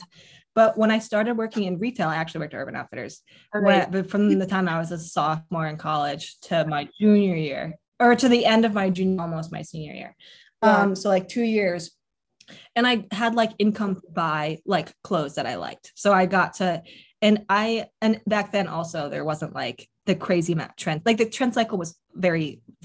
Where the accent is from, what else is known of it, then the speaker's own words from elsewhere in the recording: Connecticut, United States; I grew up in Connecticut